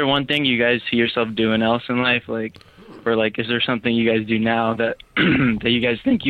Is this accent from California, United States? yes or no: yes; Huntington Beach, California, United States; now in Fountain Valley, United States; Yeah, I'm from Huntington Beach, but I just moved here.